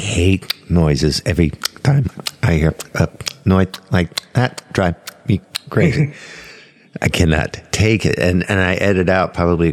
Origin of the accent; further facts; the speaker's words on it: Arlington, Virginia, United States; I grew up in Arlington, Virginia, on a little street called Jefferson